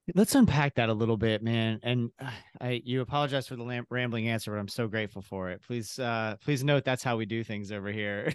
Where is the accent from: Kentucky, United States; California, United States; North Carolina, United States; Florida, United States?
Kentucky, United States; I'm originally from Kentucky